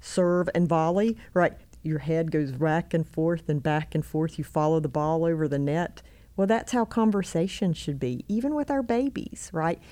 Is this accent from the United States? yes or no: yes; Albemarle, North Carolina, United States; moved away as an adult; now in Rock Hill, United States; I grew up actually in, um, Albemarle, North Carolina, on the other side of Charlotte.